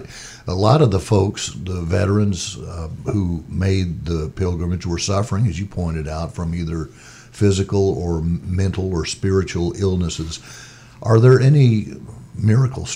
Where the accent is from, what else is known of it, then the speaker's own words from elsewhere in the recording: Mississippi, United States; I'm from Mississippi